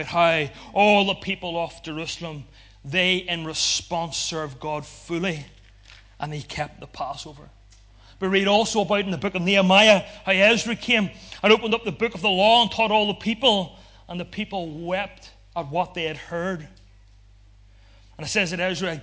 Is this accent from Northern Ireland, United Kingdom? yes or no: yes; Ulster, Northern Ireland, United Kingdom; because we're from Ulster